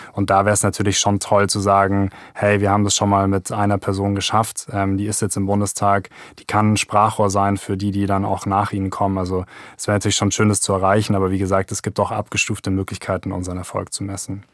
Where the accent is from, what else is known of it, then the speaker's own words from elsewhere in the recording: Germany; bei uns in Deutschland